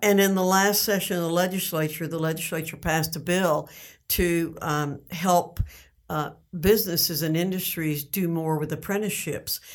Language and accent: English; the mountains of North Carolina, United States; also born or lived in New York City; I was born in New York City, but, uh, we moved to North Carolina when I was six and a half years old. And so I grew up in the mountains of North Carolina